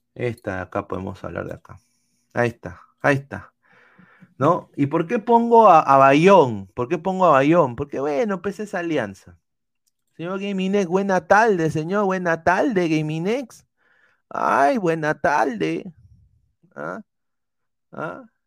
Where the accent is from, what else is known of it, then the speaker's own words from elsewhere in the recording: Peru; como peruano